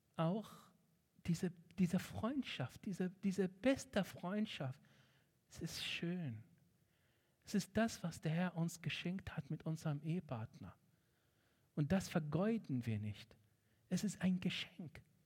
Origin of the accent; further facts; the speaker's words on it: Egypt; German is a second language; moved away as an adult; now in Germany; Ich bin in Ägypten aufgewachsen